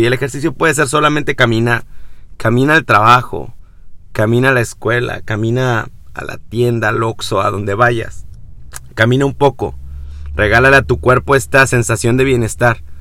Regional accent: Mexico; en mi país, vivo en México

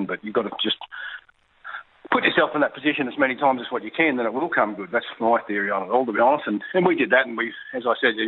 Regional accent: Queensland, Australia; you're a young kid growing up in Queensland in the 80s

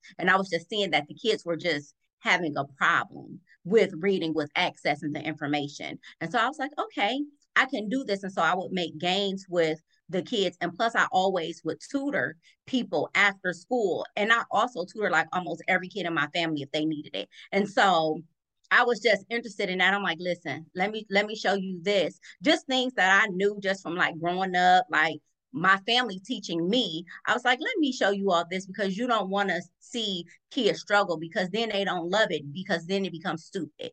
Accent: Cleveland, Ohio, United States; I'm born and raised in Cleveland

